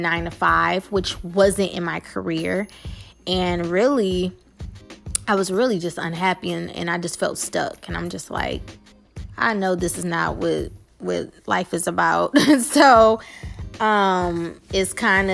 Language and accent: English; Detroit, Michigan, United States; I am from Detroit, Michigan, born and raised on the West Side.